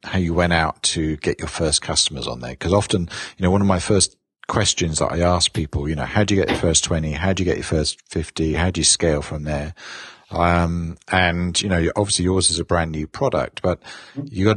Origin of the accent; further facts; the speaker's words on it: London, United Kingdom; moved away as an adult; now in United States; as a Londoner coming to the US and getting his driving license